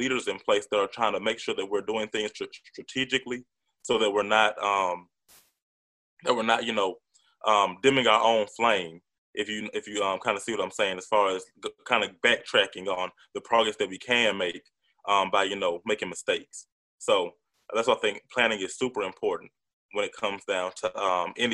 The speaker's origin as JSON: {"language": "English", "town": "Atlanta", "region": "Georgia", "country": "United States", "said": "I'm from Atlanta"}